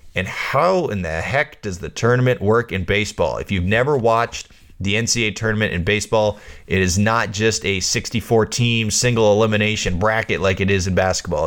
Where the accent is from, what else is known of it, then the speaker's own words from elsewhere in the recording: Bay Area, California, United States; I grew up playing basketball in the Bay Area